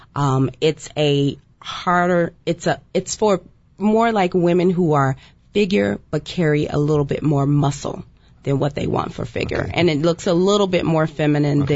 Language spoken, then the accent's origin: English; Fort Worth, Texas, United States; I'm from Fort Worth, Texas, so I'm right there by Dallas.